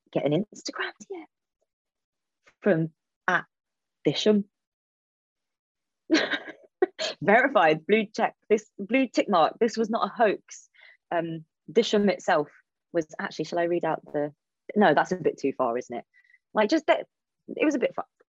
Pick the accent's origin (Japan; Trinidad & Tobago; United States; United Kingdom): United Kingdom; London; I'm a Londoner.